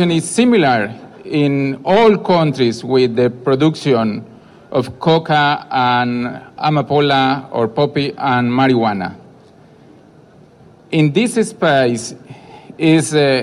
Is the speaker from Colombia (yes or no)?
yes; Colombia; I come from Colombia